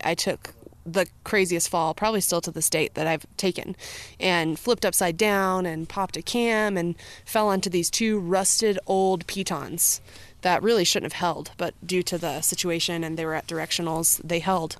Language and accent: English; Colorado, United States; also born or lived in North Carolina; So I was born in North Carolina and I moved to Colorado as a kid when I was around six years old